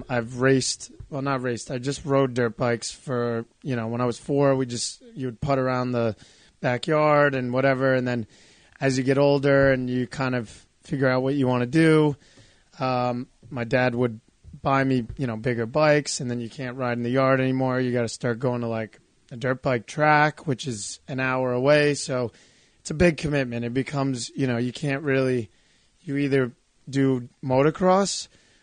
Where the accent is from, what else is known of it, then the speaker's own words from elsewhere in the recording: New York, United States; now in Belmar, United States; I'm from New York